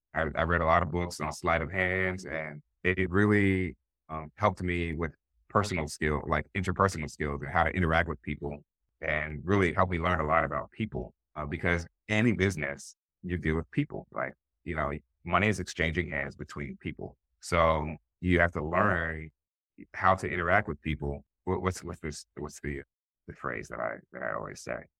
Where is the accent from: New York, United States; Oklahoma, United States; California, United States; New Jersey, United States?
New Jersey, United States; Willingboro; we grew up in Willingboro, New Jersey